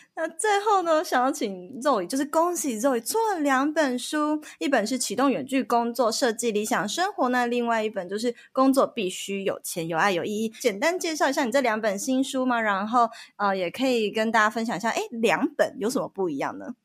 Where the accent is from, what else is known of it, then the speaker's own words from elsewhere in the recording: Taiwan; 我们台湾人